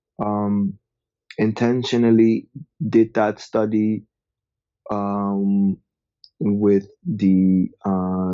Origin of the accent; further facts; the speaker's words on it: Amsterdam, North Holland, Netherlands; also born or lived in Nigeria; I'm from Amsterdam in the Netherlands.